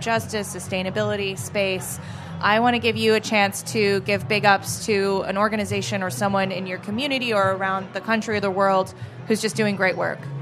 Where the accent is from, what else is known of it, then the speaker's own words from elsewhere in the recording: Maine, United States; I grew up in Maine